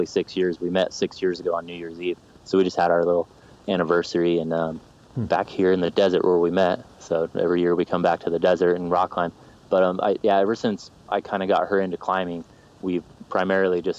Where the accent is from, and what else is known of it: Orem, Utah, United States; born or raised there; also born or lived in Salt Lake City, Utah